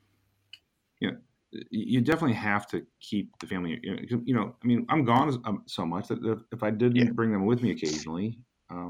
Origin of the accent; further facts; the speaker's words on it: United States; I am an American